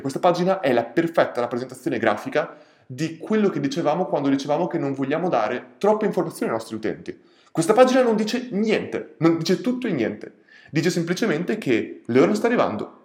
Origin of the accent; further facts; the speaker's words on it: Ferrara, Emilia-Romagna, Italy; sono di Ferrara e molte volte facevo quella strada